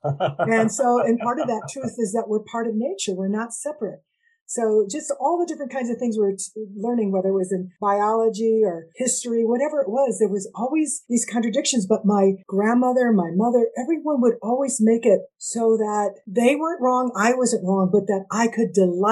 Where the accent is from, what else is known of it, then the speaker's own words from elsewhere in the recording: United States; I'm half Indigenous, Nahua, which people know as Aztec, and I'm Mexican American